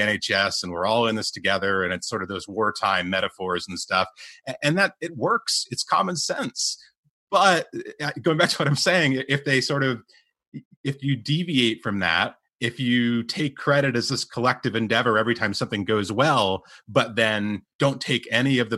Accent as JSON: {"language": "English", "country": "United States", "moved": "yes", "said": "I'm American. I come from this, you know, land of the free sort of thing"}